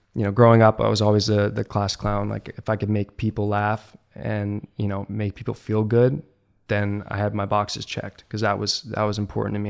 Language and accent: English; Virginia, United States; I grew up in Virginia, and one of the places we lived nearby was Quantico, the Marine Base.